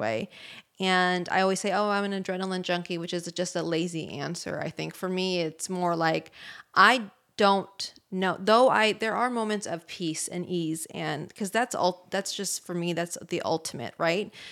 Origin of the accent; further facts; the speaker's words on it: Bay Area, California, United States; I'm from the Bay Area